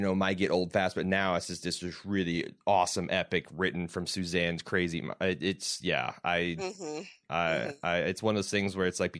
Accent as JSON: {"language": "English", "region": "Midwest", "country": "United States", "tie": "born or raised there", "said": "as a heterosexual white male growing up in the Midwest"}